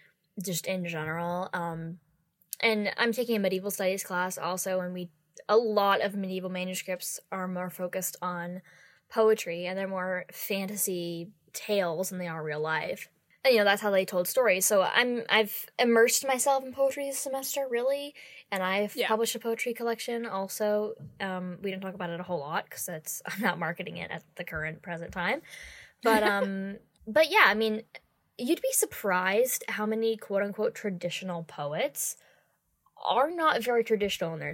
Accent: United States; we're both American

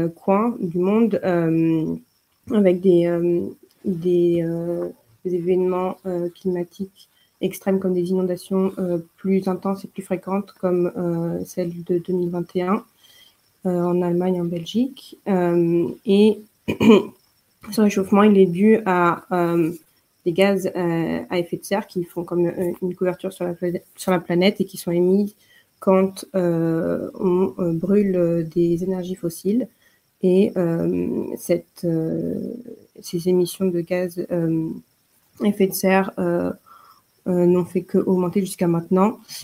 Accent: Paris, Île-de-France, France; moved away as an adult; now in Munich, Germany; je suis de Paris et je suis arrivée à Munich il y a un an et demi

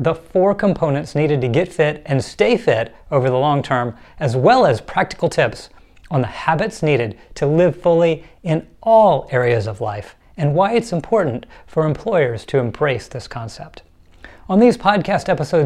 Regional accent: Atlanta, Georgia, United States; I grew up in Atlanta, Georgia, graduated from Georgia Tech

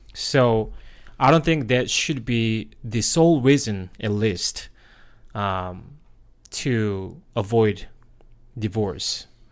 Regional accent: South Korea; English is a second language; moved away as an adult; now in United States; was born and raised in Korea

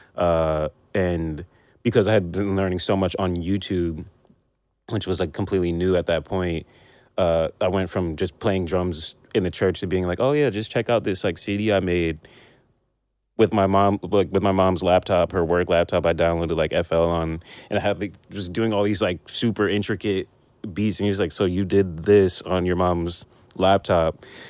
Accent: Union, New Jersey, United States; also born or lived in Brooklyn, New York; i grew up in new jersey

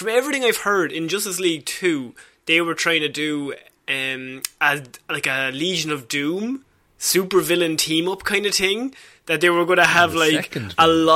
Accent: Ireland

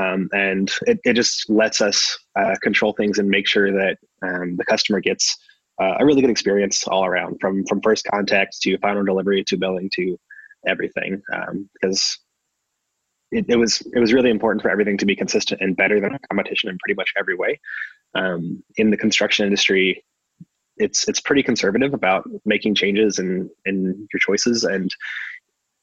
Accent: Midwest, United States; I'm from the Midwest

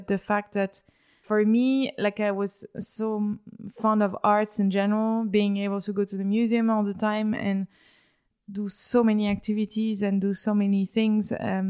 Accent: Paris, Île-de-France, France; moved away; So I was born in Paris and I grew up in Paris.

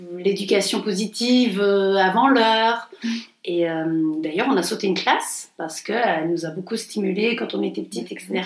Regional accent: Montpellier, Occitania, France; moved away; on est provincial, on est de Montpellier

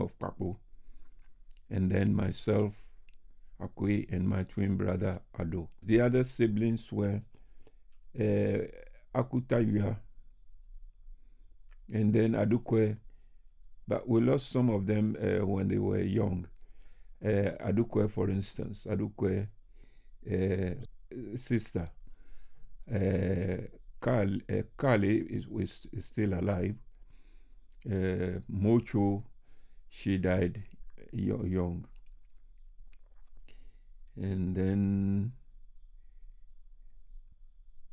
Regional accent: Accra, Greater Accra, Ghana; moved away as an adult; now in United Kingdom; I was born in Accra

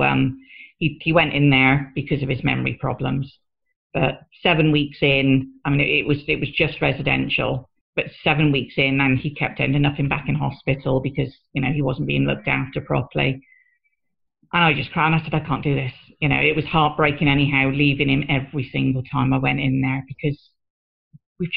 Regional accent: Newcastle upon Tyne, North East England, United Kingdom; moved away; also born or lived in Bristol; my hometown of Newcastle. We went to Newcastle to get married because that's where I'm originally from

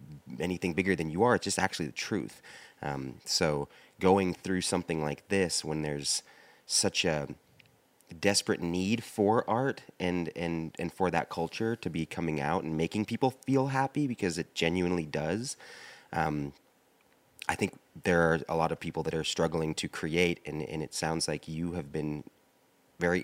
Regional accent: Washington, United States; also born or lived in Ecuador; now in New York, United States; Washington State is my hometown

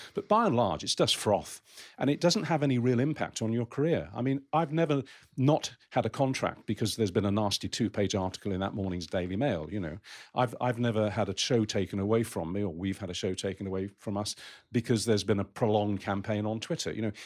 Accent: Romford, London, United Kingdom; my hometown, Romford in Essex

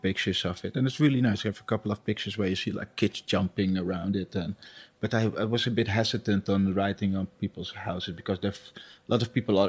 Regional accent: Suriname; But where I come from, it's pretty normal. I'm from Suriname, so it's pretty normal, you know, that people believe in spirits and stuff.

